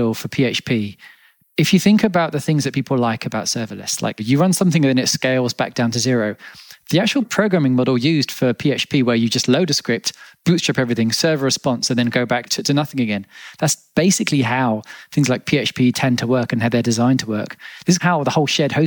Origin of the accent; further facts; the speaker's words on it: Australia; So I was born in Australia, and Australians can be known for colourful language